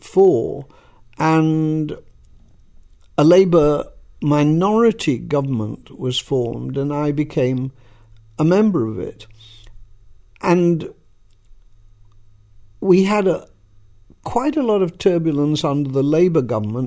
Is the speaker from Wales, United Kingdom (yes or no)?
no; Leeds, Yorkshire and the Humber, United Kingdom; moved away as an adult; also born or lived in London; I came from Leeds, I was living in London